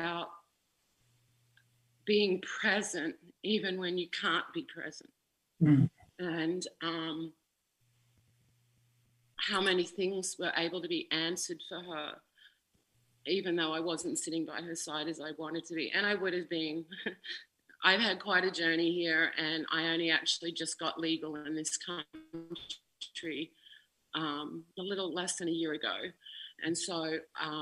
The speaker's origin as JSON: {"language": "English", "town": "Ipswich", "region": "Queensland", "country": "Australia", "tie": "born or raised there", "said": "there was a hospice in my hometown, Ipswich Hospice"}